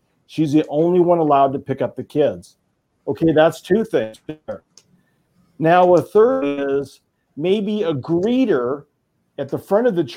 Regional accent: Oregon, United States; my home state of Oregon

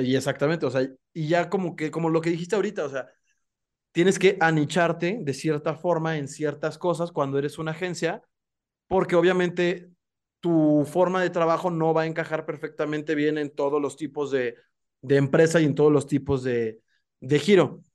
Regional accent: Mexico; somos emprendedores los mexicanos

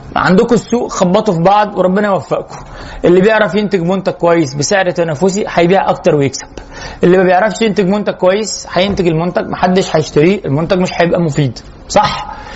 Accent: Egypt; احنا كمصريين

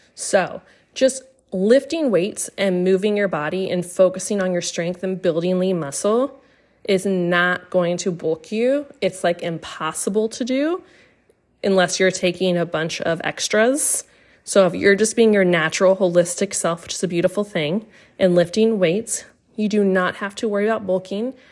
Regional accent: Austin, Texas, United States; moved away as an adult; also born or lived in Massachusetts; I'm from Austin, Texas

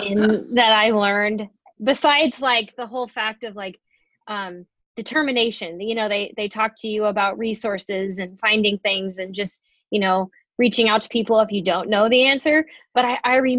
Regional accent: Grand Island, Nebraska, United States; also born or lived in Bellevue, Nebraska; I'm actually from Grand Island, and after high school, I went on to Nebraska Wesleyan

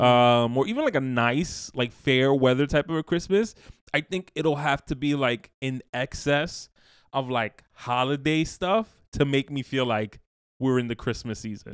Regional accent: New York, United States; born and raised in New York, the, the, the city of seasons

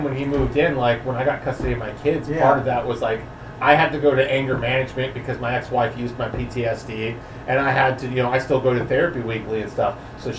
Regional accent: Napa, California, United States; I was born in Napa, I grew up in Napa

